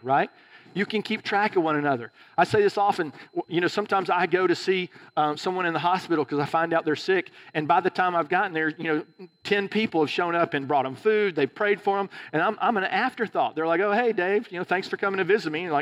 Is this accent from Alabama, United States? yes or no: yes; Alabama, United States; moved away; also born or lived in California; I was from Alabama